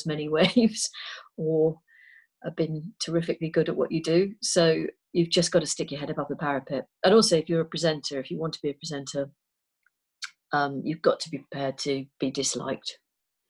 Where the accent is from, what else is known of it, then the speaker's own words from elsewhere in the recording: Liverpool, North West England, United Kingdom; moved away as an adult; I grew up in Liverpool